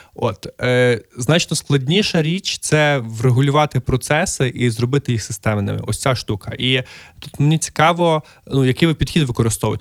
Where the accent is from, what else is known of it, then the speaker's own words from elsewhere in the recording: Lviv, Lviv Oblast, Ukraine; мій рідний Львів